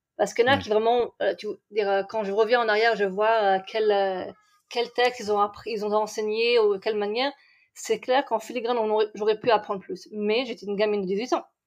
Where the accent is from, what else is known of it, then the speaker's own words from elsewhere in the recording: Strasbourg, Grand Est, France; moved away as an adult; also born or lived in Reims / Besançon / Brussels; now in Israel; originaire de, on va dire officiellement Strasbourg, même si j'ai fait des, des voyages avant. On a commencé à Reims, on a continué à Besançon, on à Bruxelles, et puis après la, la Jérusalem de Strasbourg